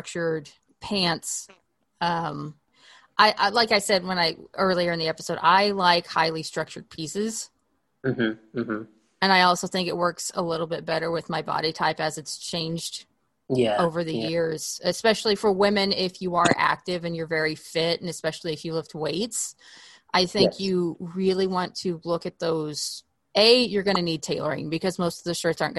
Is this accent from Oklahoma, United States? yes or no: yes; Oklahoma, United States; moved away as an adult; now in Los Angeles, United States; I grew up in Oklahoma and the weather there, you could have a wardrobe for four seasons, but I've been in LA for about 8 years now